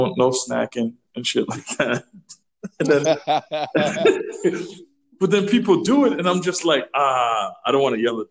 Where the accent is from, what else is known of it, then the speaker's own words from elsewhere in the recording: Trinidad & Tobago; moved away; I'm from Trinidad